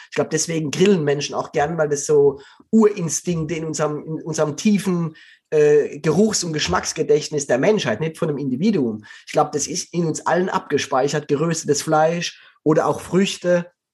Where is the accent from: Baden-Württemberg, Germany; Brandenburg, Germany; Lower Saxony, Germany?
Baden-Württemberg, Germany; Black Forest; moved away; Ich komme aus dem Schwarzwald, also ich bin da aufgewachsen